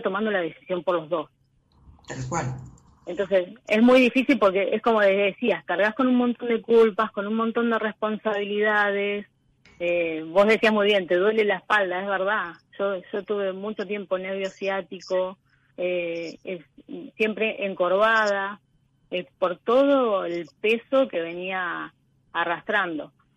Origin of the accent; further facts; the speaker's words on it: Coronel Rosales, Buenos Aires Province, Argentina; Soy de Coronel Rosales, que es el sudoeste de la provincia de Buenos Aires al lado de Bahía Blanca